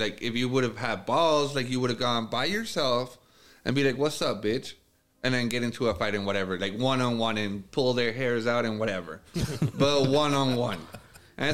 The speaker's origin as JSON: {"language": "English", "town": "Ciudad Juárez", "region": "Chihuahua", "country": "Mexico", "tie": "born or raised there", "moved": "yes", "said": "when I grew up in Juarez"}